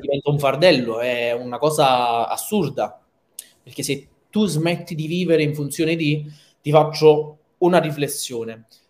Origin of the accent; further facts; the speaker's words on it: Naples, Campania, Italy; da napoletano, provinciale o che napoletano assoluto